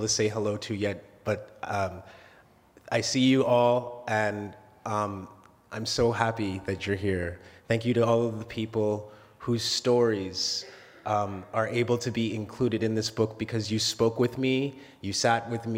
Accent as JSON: {"language": "English", "town": "Oshawa", "region": "Ontario", "country": "Canada", "tie": "born or raised there", "also_born_or_lived": "Alberta", "said": "We moved from Alberta to Ontario when I was 5 years old and settled in Oshawa"}